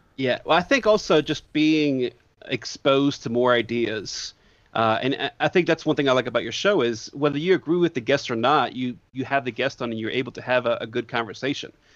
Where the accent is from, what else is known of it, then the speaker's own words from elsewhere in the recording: Northeast, United States; moved away; I grew up in the Northeast